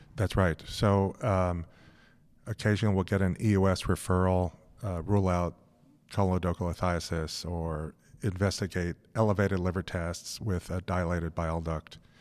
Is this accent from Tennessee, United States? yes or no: no; Los Angeles, California, United States; moved away as an adult; also born or lived in San Francisco / New York City; I grew up in Los Angeles.